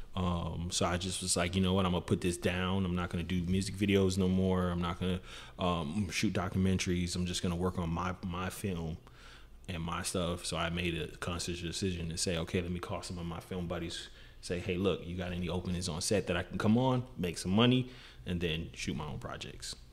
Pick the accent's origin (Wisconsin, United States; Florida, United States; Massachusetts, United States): Florida, United States; Miami; growing up in Miami, you deal with like I mean, you deal with all type of stuff.